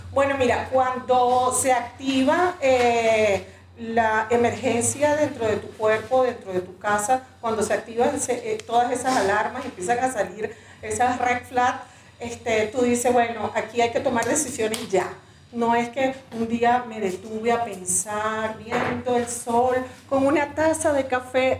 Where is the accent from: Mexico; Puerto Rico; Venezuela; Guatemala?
Venezuela; moved away as an adult; now in Ecuador; yo soy venezolana, eh, llegué aquí al Ecuador hace siete años ya